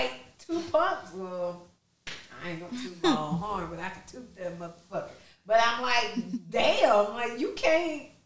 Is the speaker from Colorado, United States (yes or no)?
no; Detroit, Michigan, United States; I'm from Detroit